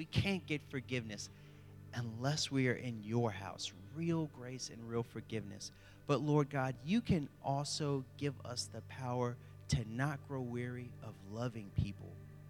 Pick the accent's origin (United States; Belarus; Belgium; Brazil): United States; the South; I have dealt with racial injustice, especially growing up in the South.